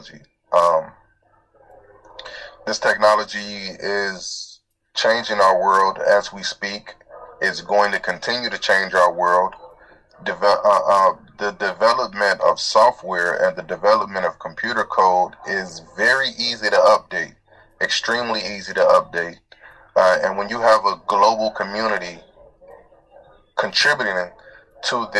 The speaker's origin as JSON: {"language": "English", "town": "Cincinnati", "region": "Ohio", "country": "United States", "tie": "born or raised there", "also_born_or_lived": "Atlanta, Georgia", "said": "I was born in Georgia, in the Atlanta area. And, I've been in Cincinnati my whole life"}